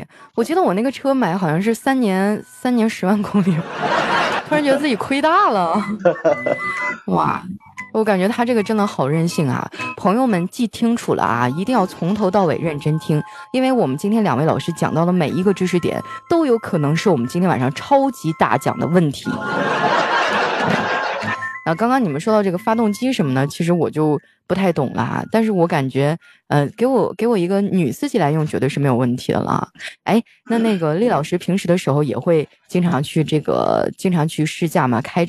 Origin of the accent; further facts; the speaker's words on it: Heilongjiang, China; now in Shanghai, China; 我老家黑龙江的也很失落